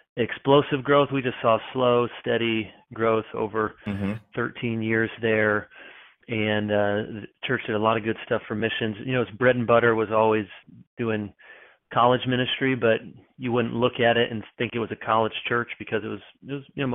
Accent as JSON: {"language": "English", "town": "Grand Rapids", "region": "Michigan", "country": "United States", "tie": "born or raised there", "also_born_or_lived": "Chicago, Illinois / East Lansing, Michigan", "moved": "as an adult", "lives_now": "Charlotte, United States", "said": "I was born in Chicago. Most all my sports teams are Chicago, but I grew up mostly in Grand Rapids, Michigan area"}